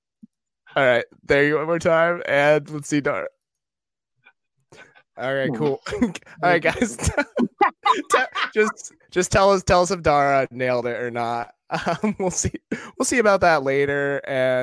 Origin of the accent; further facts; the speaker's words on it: Maine, United States; now in New York, United States; I'm from Maine